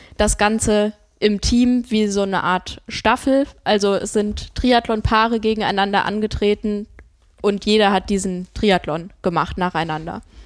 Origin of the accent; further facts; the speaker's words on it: Rodgau, Hesse, Germany; now in Bremen, Germany; Ich war in Jügesheim, in meiner Heimat